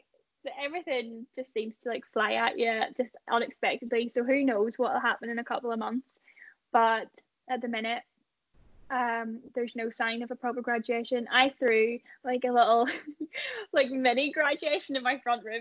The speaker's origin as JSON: {"language": "English", "town": "Ballymoney", "region": "Northern Ireland", "country": "United Kingdom", "said": "I'm from Ballymoney"}